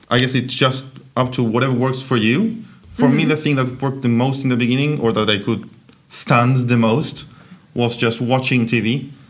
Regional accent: Buenos Aires, Argentina; moved away as an adult; now in Stockholm, Sweden; I'm from Buenos Aires, which is like about the middle.

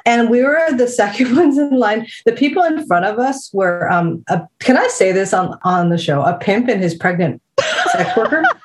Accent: New Jersey, United States; moved away as an adult; also born or lived in Småland, Sweden / Skåne, Sweden; now in Sweden; when I grew up in New Jersey, we were always at Asbury Park

